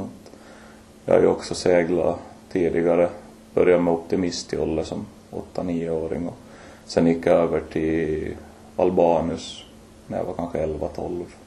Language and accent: Swedish; Mariehamn, Åland Islands; moved away as an adult; also born or lived in Lemland / Vaasa; now in Oravais, Finland; född och uppvuxen på Åland från början från Lämland men flyttade till Mariehamn som fyraåring